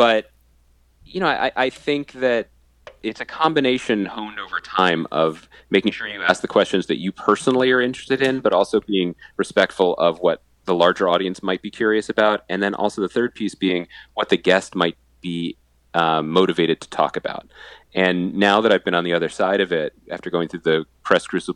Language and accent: English; Wynnewood, Pennsylvania, United States; I'm from Wynwood